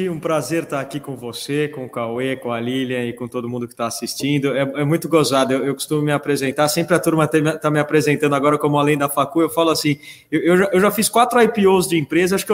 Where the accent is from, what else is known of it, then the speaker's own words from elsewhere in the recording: Canada; now in Brazil; eu sou canadense, mas moro no Brasil, tenho 42 anos